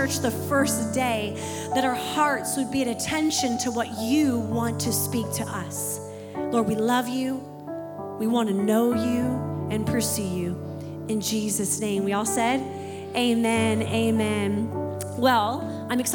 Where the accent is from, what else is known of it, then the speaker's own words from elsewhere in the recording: Pacific Northwest, United States; moved away; I'm from the Pacific Northwest, like Pastor Alex and Bree, and that's where I originate from